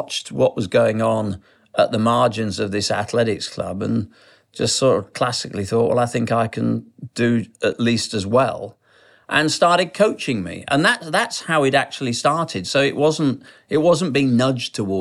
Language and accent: English; Sheffield, Yorkshire and the Humber, United Kingdom; I was brought up in Sheffield, the People's Republic of South Yorkshire